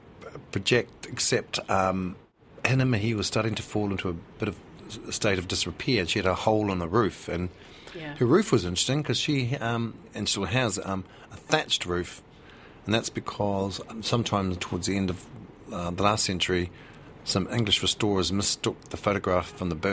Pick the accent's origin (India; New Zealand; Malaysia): New Zealand; Motiti Island, Bay of Plenty; moved away as an adult; also born or lived in United Kingdom; now in Auckland, New Zealand; Ko Motiti tuku Motere, so I'm from Motiti Island.